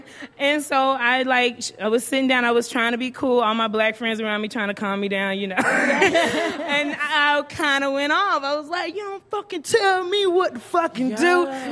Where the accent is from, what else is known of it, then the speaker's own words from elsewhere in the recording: South Carolina, United States; moved away; I'm from South Carolina. We're really friendly.